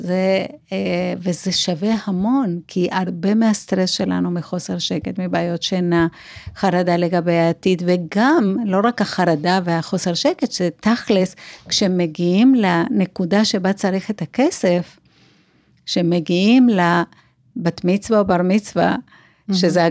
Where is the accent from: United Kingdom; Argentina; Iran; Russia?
Argentina; Buenos Aires; accent: South American; Hebrew is a second language; now in Israel